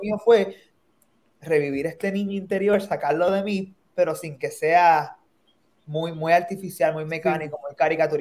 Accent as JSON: {"language": "Spanish", "country": "Puerto Rico", "moved": "yes", "lives_now": "New York, United States", "said": "un grupo de puertorriqueños que somos los Sharks"}